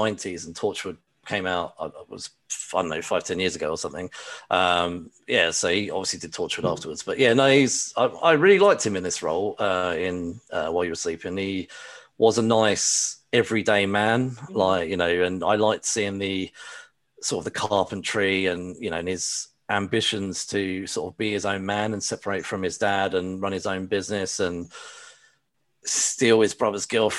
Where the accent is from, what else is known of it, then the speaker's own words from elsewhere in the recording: United Kingdom; Maybe it's because I'm British.